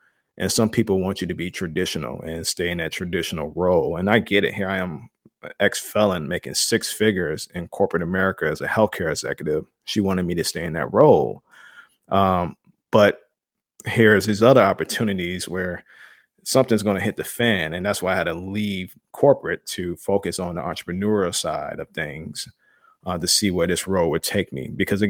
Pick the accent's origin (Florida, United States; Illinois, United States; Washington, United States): Illinois, United States; Chicago; I growing up in Chicago and in a black family and in the black community, I always joke with people about it.